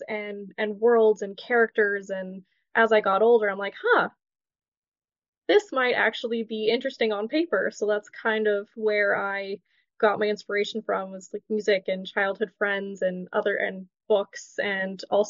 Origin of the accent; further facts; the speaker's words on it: Ontario, Canada; I'm born and raised in Ontario, Canada. I live in the heart of cottage country in Muskoka.